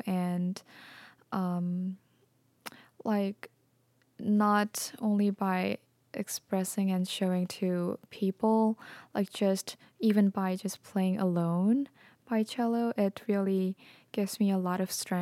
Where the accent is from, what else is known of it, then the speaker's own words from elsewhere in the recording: South Korea; moved away as an adult; I grew up in Korea for like 20 years